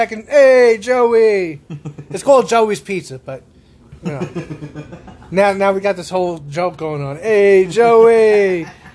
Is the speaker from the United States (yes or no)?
yes; New York, United States; moved away; I'm from New York